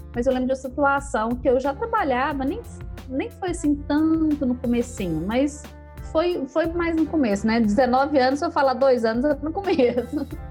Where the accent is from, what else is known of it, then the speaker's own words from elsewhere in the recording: Uberlândia, Minas Gerais, Brazil; also born or lived in Canápolis; E aí eu sou mineira, né? Nasci em Uberlândia, aqui no Triângulo Mineiro morei minha infância aqui, depois na adolescência eu fui morar numa cidadezinha pequena